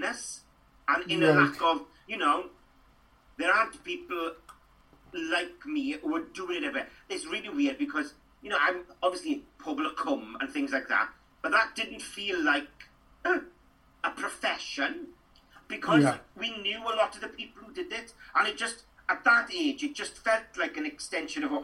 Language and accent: English; Trap, Wales, United Kingdom; accent: rural, up and down, Welsh-speaking background accent; I'm a Welsh speaker. I grew up, you know, and I grew up in Trap outside Ammanford, between Ammanford and Llandeilo